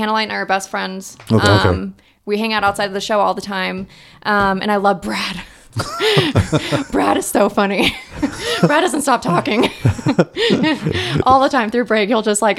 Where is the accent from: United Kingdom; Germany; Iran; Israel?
Iran; And then if you Google my name, it says … Indian? No, I'm Iranian.